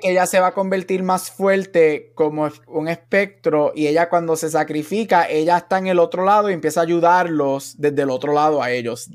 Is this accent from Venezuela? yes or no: no; Aguadilla, Puerto Rico; yo me crié, yo, soy de Aguadilla